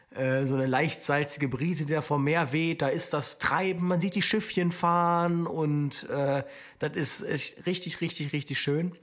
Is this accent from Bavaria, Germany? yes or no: no; Aachen, North Rhine-Westphalia, Germany; now in Cologne, Germany; ich komme ja aus Aachen eigentlich